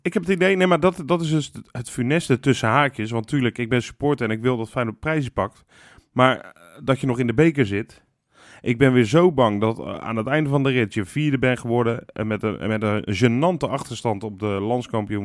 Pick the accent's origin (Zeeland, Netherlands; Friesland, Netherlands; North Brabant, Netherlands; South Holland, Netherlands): Zeeland, Netherlands; Middelburg; ik was in Middelburg, waar ik geboren ben.